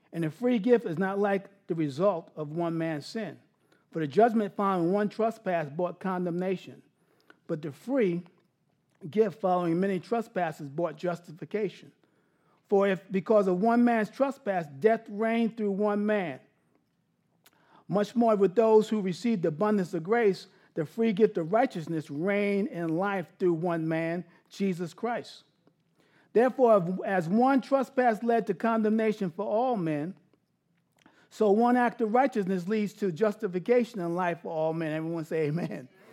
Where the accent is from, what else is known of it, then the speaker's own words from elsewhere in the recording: New York City, New York, United States; I grew up in New York City, big yard, Queens, South Ozone Park, right outside of, out of um, Kennedy Airport